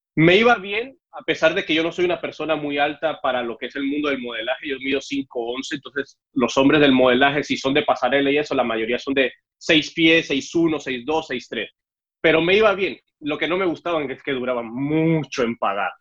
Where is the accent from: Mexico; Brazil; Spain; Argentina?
Mexico; Mexico City; moved away as an adult; also born or lived in Cuba / Veracruz / Yucatán / Sinaloa; now in United States; yo soy cubano, lo que pasa es que me fui de Cuba a los siete años para, la Ciudad de México y ahí fue donde crecí